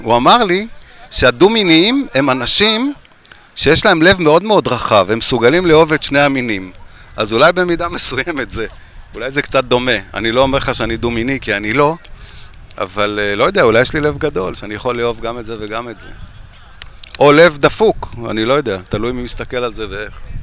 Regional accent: Jerusalem, Jerusalem District, Israel; אני ירושלמי

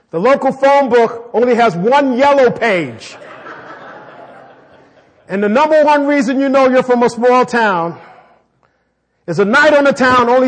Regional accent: New York City, New York, United States; also born or lived in Chicago; I mean, I am from New York City. I was born in New York City and lived in Chicago.

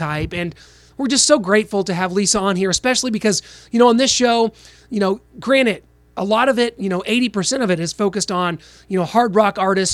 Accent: Missouri, United States; I grew up in Missouri, kind of outside of Kansas City

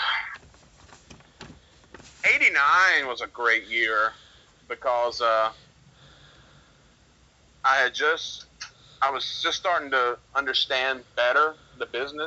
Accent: Atlanta, Georgia, United States; growing up in Metro Atlanta

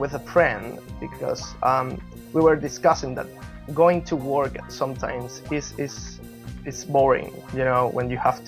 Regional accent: Caracas, Capital District, Venezuela; moved away as an adult; also born or lived in Madrid, Spain; now in London, United Kingdom; I'm from Venezuela, Caracas, Chuao. I moved to Spain when I was 18 years old

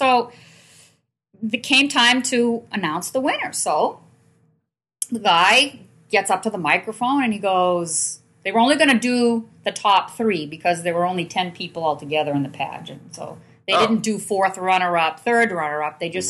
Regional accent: Manchester, New Hampshire, United States; I grew up in Manchester

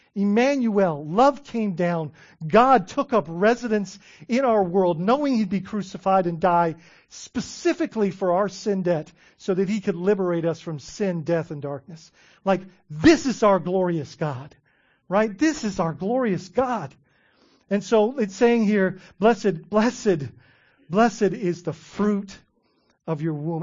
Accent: Bahamas; I grew up in the Bahamas

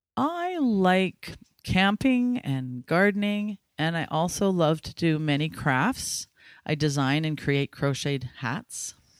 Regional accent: Ladner, British Columbia, Canada; I was born and raised in Ladner, and I grew up on a farm that's been in my family for over 100 years

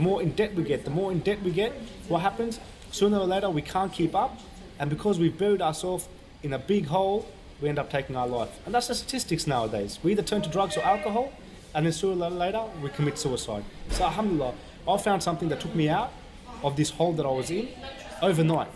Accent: Sydney, New South Wales, Australia; also born or lived in Afghanistan; I was born in Afghanistan. We migrated here under refugee status after we got sponsored to Australia back in 1988. So I've been here at a young age since I was 5-6 years old.

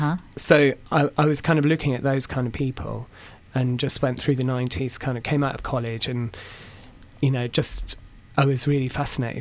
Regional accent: Perth, Scotland, United Kingdom; I grew up just outside of Perth

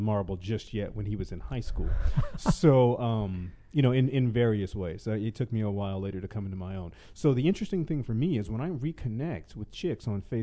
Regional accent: the South, United States; now in Los Angeles, United States; I was born and raised in the South

